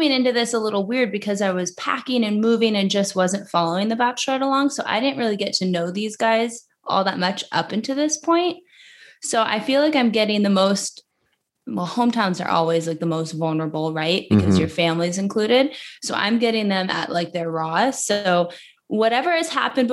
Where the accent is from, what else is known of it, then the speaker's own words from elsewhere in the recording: Alaska, United States; moved away; I'm from Alaska